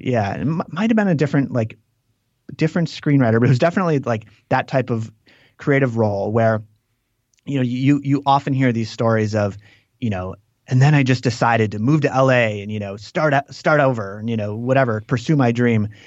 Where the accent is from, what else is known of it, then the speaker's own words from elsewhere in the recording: Green Lake, Wisconsin, United States; moved away; I grew up in this town called Green Lake, which is, uh, which is on a lake